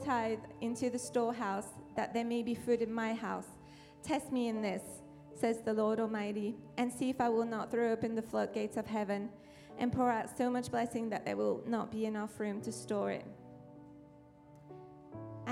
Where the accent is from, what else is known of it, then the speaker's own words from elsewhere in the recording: France; accent: French; moved away as an adult; now in United States; I'm French, so I come from France